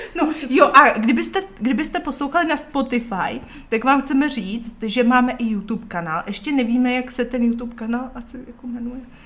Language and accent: Czech; Czechia; Jsem Češka